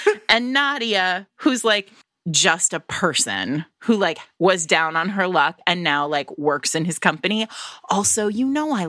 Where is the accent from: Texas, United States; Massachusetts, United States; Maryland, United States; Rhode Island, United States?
Rhode Island, United States; Providence; now in Brooklyn, United States; I am not from a posh place at all. I'm from Providence, Rhode Island. We're not posh there. So, and now I live in Brooklyn. We're really not posh here.